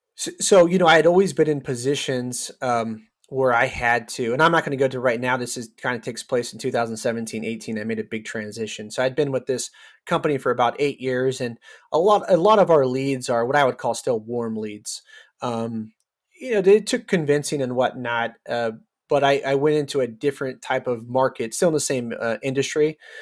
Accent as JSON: {"language": "English", "town": "Cloverdale", "region": "California", "country": "United States", "tie": "born or raised there", "also_born_or_lived": "Georgia", "moved": "as an adult", "lives_now": "Texas, United States", "said": "I grew up in the last city in Sonoma County"}